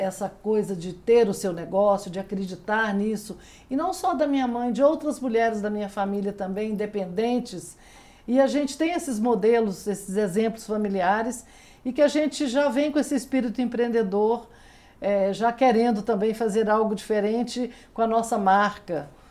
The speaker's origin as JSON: {"language": "Portuguese", "town": "Belo Horizonte", "region": "Minas Gerais", "country": "Brazil", "moved": "as an adult", "lives_now": "Brasília, Brazil", "said": "eu sou mineira, né, vim de Belo Horizonte"}